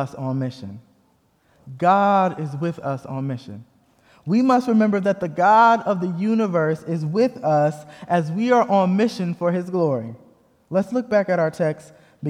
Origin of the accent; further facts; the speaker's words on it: Fort Wayne, Indiana, United States; moved away as an adult; now in Kansas City, United States; I was born and raised in Fort Wayne, Indiana, but my dad is from Gary, Indiana.